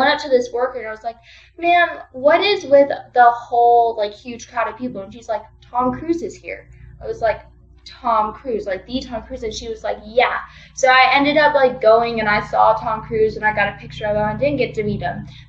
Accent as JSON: {"language": "English", "town": "Wiesbaden", "region": "Hesse", "country": "Germany", "tie": "born there", "said": "And then when I was born, my dad had gotten deployed to Germany. So I was born in Wiesbaden off base. So I kind of have like dual citizenship"}